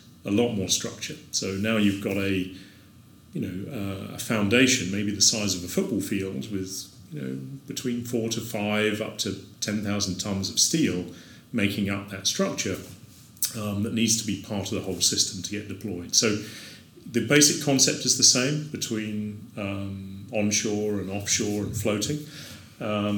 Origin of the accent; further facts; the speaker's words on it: Isle of Wight, South East England, United Kingdom; moved away as an adult; now in New Orleans, United States; the community that I grew up on the Isle of Wight.